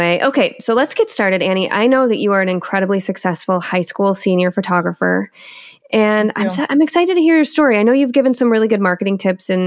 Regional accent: Michigan, United States; accent: Michigan

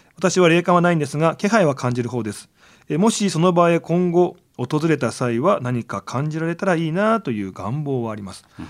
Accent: Nagano, Japan; 長野県出身

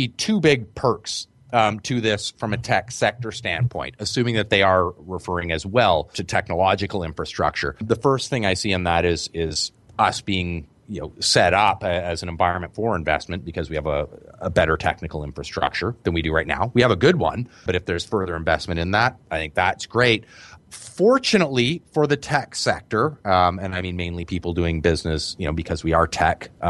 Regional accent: Victoria, British Columbia, Canada; I'm from Victoria

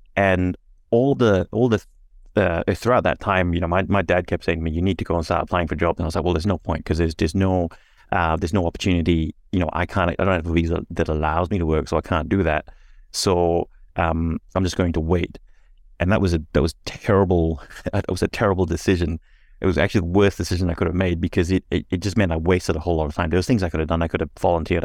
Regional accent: Singapore; now in Australia; I was born and raised in Singapore

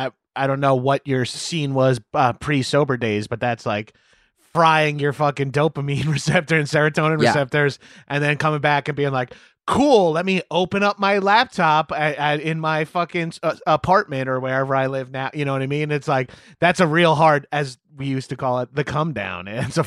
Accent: East Coast, United States; And I'm from the East Coast originally

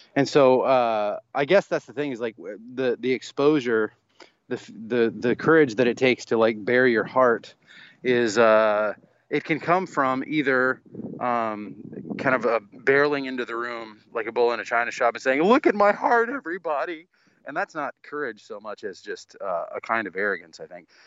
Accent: the South, United States; a pastor's kid, uh, growing up in the South

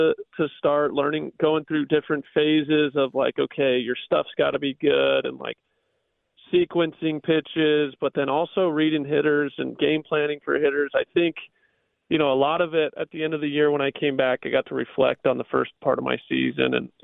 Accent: Southern California, United States; I grew up in Southern California

